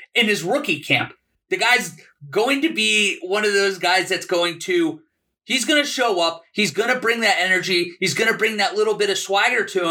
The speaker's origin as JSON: {"language": "English", "region": "Illinois", "country": "United States", "said": "I'm from Illinois"}